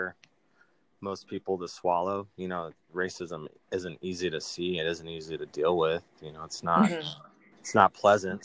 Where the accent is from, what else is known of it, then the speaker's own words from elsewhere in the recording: Montana, United States; also born or lived in Missouri; very proud to be technically a Montanan, even though I was born in Missouri.